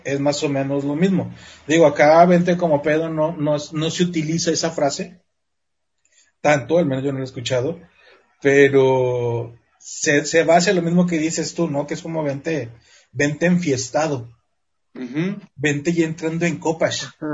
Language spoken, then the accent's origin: Spanish; Mexico; como mexicanos